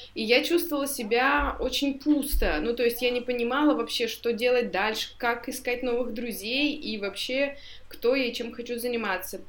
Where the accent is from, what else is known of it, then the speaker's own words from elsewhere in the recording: Tyumen, Tyumen Oblast, Russia; moved away as an adult; now in Moscow, Russia; я вообще тут родилась, э, там, там, тут, и жила 24 года в Тюмени.